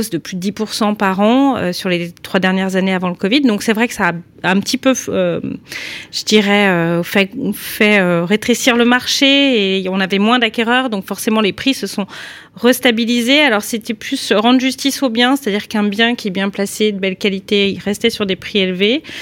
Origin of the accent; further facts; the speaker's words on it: Lyon, Auvergne-Rhône-Alpes, France; moi je suis originaire de Lyon 6e